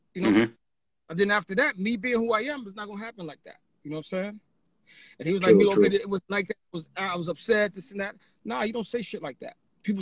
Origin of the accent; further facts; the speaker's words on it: New York City, New York, United States; also born or lived in Brooklyn; I grew up in Harlem, but my essence is Brooklyn.